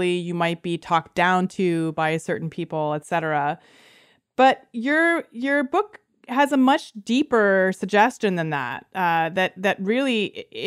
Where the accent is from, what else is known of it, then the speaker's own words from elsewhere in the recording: Canada; first language Lithuanian; I grew up in Canada, and my parents spoke exclusively Lithuanian to me during my entire childhood